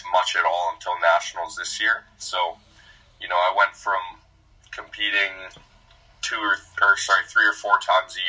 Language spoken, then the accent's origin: English; Calgary, Alberta, Canada; I grew up in Calgary